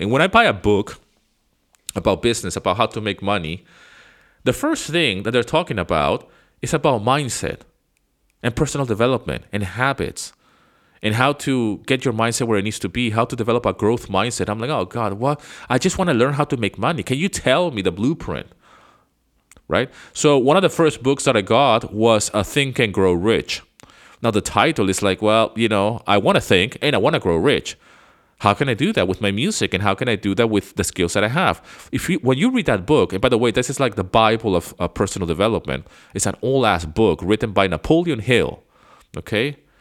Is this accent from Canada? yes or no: no; Venezuela; moved away as an adult; now in United States; I grew up in Venezuela